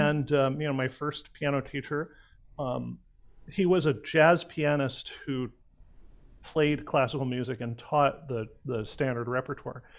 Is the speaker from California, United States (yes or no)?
yes; Pasadena, California, United States; I'm actually a, a, local boy. I uh, was born and raised in Pasadena